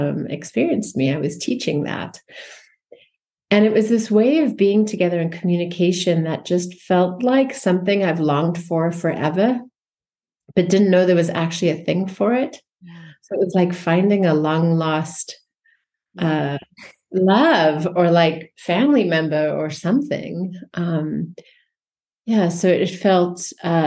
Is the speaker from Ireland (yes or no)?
no; South Africa; I grew up in South Africa just very briefly, and it was in the height of apartheid, born white in the suppressive system